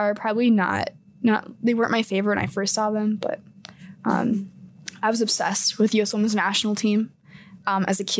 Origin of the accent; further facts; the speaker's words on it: Des Moines, Iowa, United States; moved away; I'm originally from Des Moines, Iowa